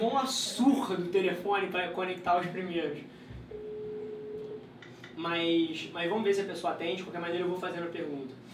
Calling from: Pompéu, Minas Gerais, Brazil; Eu falo de Pompeu, Minas Gerais.

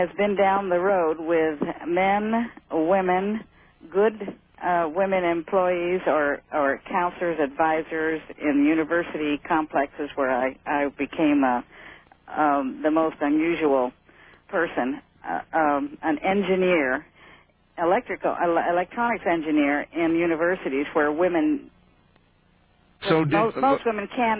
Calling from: Pahrump, Nevada, United States; also born or lived in Honolulu

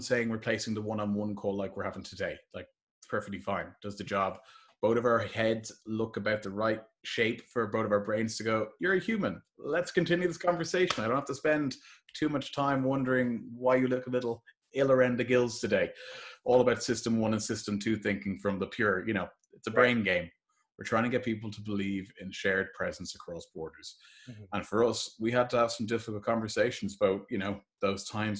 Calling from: Dublin, Leinster, Ireland; So I'm calling here from Dublin today

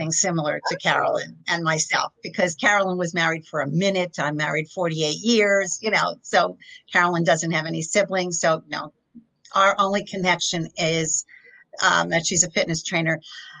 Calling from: Fair Lawn, New Jersey, United States; I'm in Fairlawn, New Jersey right now. It's about 10 miles outside of Manhattan.

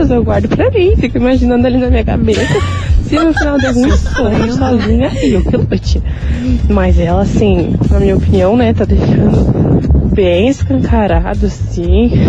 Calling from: Campo de Santana, Brazil; Então, meninas, aqui quem tá falando é … sou aqui do Campo de Santana.

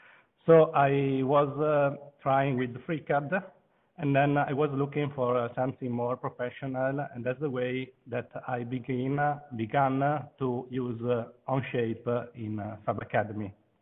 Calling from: Venice, Veneto, Italy; I'm video conferencing from Venice.

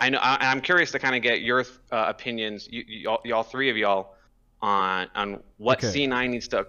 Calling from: Albuquerque, New Mexico, United States; I am calling from Albuquerque, New Mexico.

